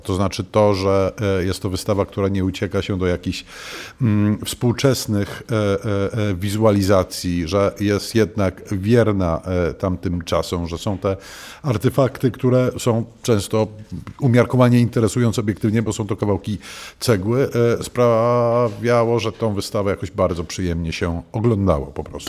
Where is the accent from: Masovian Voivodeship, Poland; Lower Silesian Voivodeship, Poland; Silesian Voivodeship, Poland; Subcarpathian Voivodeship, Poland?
Masovian Voivodeship, Poland; Warsaw; ja też jestem warszawiakiem z urodzenia